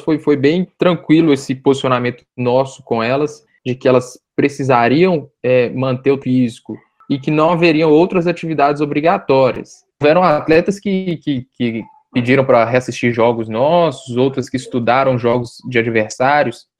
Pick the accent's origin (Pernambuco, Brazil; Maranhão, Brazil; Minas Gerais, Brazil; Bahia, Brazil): Minas Gerais, Brazil; Belo Horizonte; porque sou de Belo Horizonte e fiquei aqui em BH durante todo esse período de pandemia